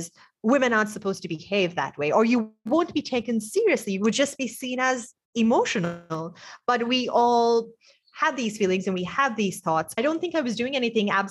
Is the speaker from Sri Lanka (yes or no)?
yes; Sri Lanka; moved away as an adult; also born or lived in Bay Area, United States; I was exposed to a lot of American culture growing up in Sri Lanka.